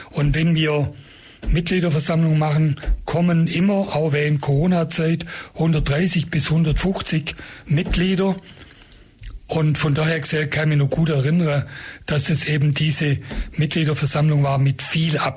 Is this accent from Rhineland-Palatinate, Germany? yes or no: no; Ulm, Baden-Württemberg, Germany; ich bin gebürtiger Ulmer, Hausgeburt. Das war früher normal. Also, wo ich geboren wurde, äh, in Ulm, Kuhberg, Soldatenstraße